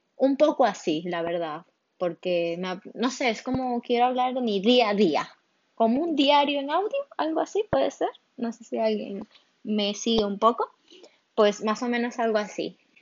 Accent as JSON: {"language": "Spanish", "town": "Barcelona", "region": "Catalonia", "country": "Spain", "tie": "born or raised there", "also_born_or_lived": "Venezuela"}